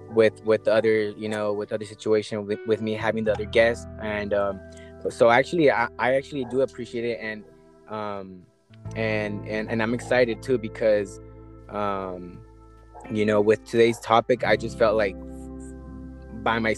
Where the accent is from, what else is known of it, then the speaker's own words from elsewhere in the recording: Los Angeles, California, United States; I'm from L.A.